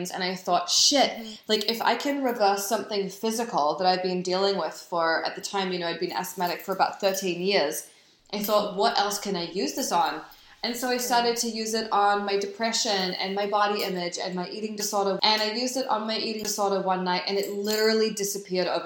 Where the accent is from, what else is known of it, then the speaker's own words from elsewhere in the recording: New Zealand; also born or lived in New York; now in Los Angeles, United States; So I grew up in New Zealand